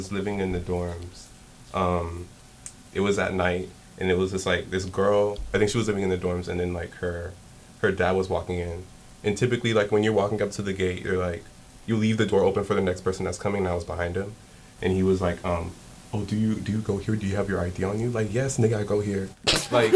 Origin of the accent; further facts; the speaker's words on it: Los Angeles, California, United States; moved away; I come from, like, L.A.